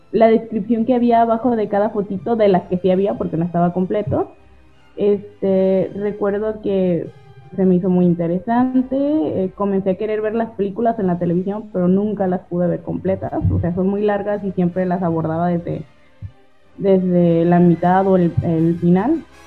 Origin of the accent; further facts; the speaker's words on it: El Grillo, Jalisco, Mexico; moved away as an adult; now in Colima, Mexico; yo soy originaria de El Grillo, Jalisco